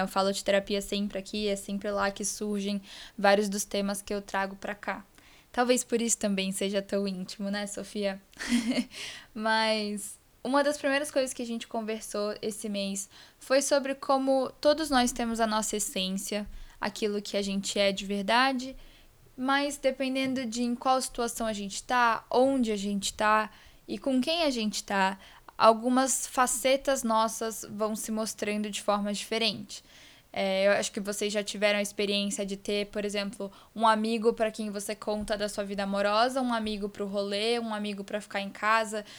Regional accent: Vitória, Espírito Santo, Brazil; now in São Paulo, Brazil; Vitória, que é onde eu nasci, eu sinto que eles acabam conhecendo um pouquinho de mim também, porque eu carrego as raízes desse lugar muito forte em mim

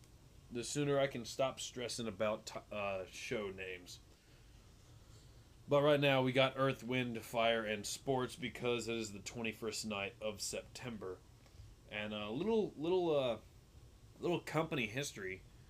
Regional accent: Aledo, Texas, United States; I was left with going to my hometown in Aledo

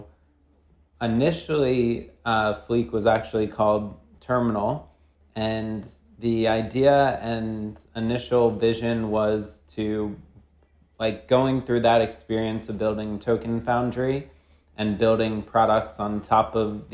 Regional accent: New York, United States; by background, I'm from New York

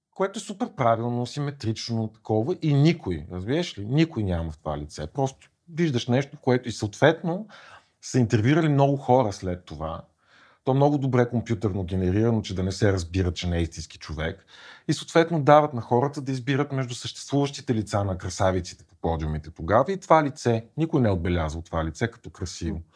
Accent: Kyustendil, Kyustendil Province, Bulgaria; в малкия град, от който съм от Кюстендил

